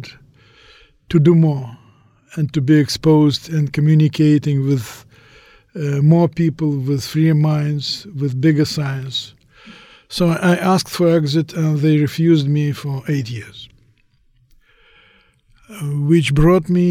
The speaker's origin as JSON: {"language": "English", "region": "Moscow", "country": "Russia", "tie": "born or raised there", "moved": "as an adult", "lives_now": "United States", "said": "I came from Moscow, Russia. I spent half of my life there."}